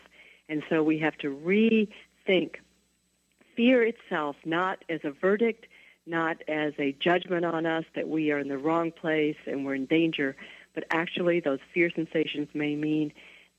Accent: the South, United States; I grew up in the South in the 1950s and 60s

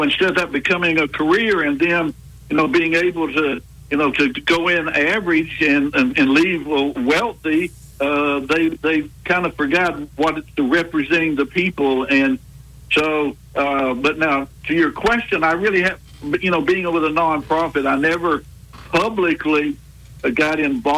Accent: Pensacola, Florida, United States; moved away; I was from Pensacola, Northwest Florida, which is kind of like lower Alabama

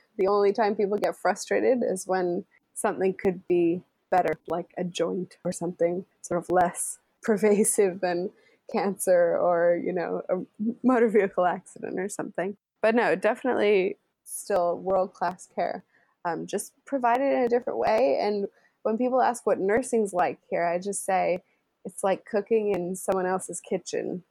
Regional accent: United States; moved away as an adult; now in London, United Kingdom; I'm the American.

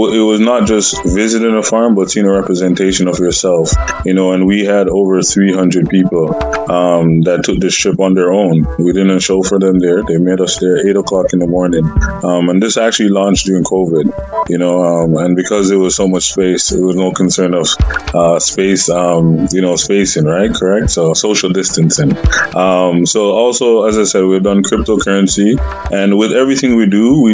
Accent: Canada; also born or lived in Montreal, Quebec / Peel, Ontario; Being an immigrant myself and growing up in Montreal and also in Peel

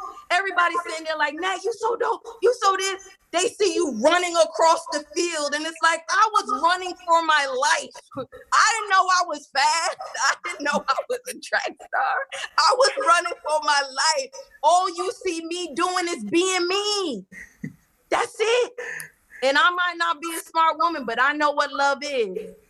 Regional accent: New York, United States; Man, I was raised by television and music. And in growing up in New York, we had video jukebox.

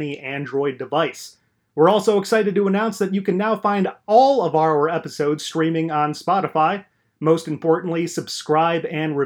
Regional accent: Chicago, Illinois, United States; I represent the fine city of Chicago, Illinois, and of course the surrounding area

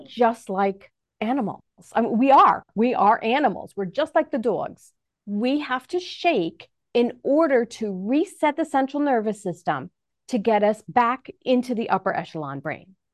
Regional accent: New York, United States; now in Manhattan, Kansas, United States; I'm originally from New York

